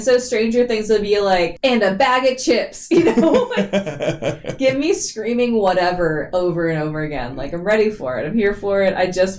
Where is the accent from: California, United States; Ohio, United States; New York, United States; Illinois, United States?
California, United States; the Bay Area; I grew up in the Bay